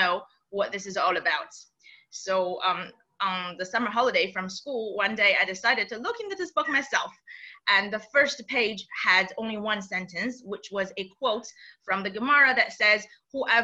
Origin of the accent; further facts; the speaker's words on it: China; moved away; growing up in China, I was educated, under the communist regime